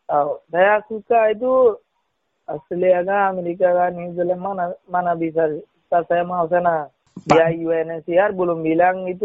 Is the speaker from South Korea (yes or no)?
no; Myanmar; Indonesian is a second language; also born or lived in Thailand / Malaysia; now in Indonesia; saya kan dulu saya dari Malaysia eh, dari Myanmar itu masuk Thailand eh, lepas tuh Thailand eh, masuk Malaysia